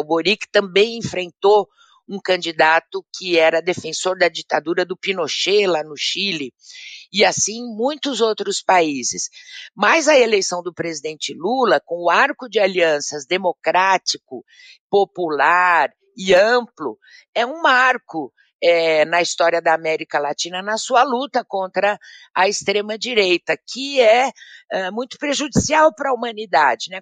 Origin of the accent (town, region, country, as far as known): Brazil